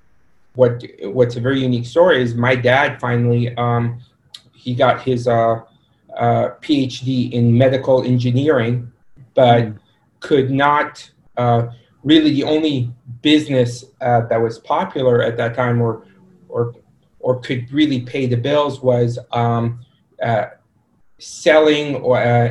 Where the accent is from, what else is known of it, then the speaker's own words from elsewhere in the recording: Sudan; also born or lived in Egypt; Initial background is myself and my family were Egyptian, but I was born in Sudan